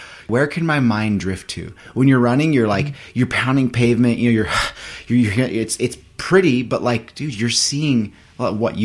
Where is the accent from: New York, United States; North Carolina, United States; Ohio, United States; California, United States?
California, United States; Central Coast of; growing up on the Central Coast of California